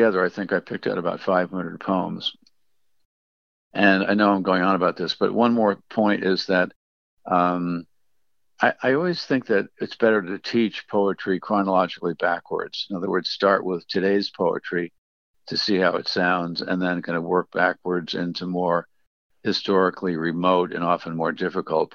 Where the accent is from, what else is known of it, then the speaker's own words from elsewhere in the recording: United States; I'm an American poet